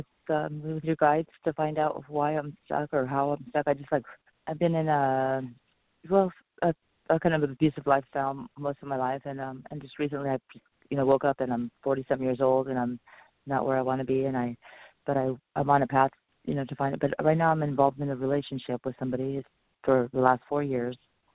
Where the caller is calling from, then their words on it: Los Angeles, or Orange County, California, United States; I'm calling from California, Los Angeles, or Orange County.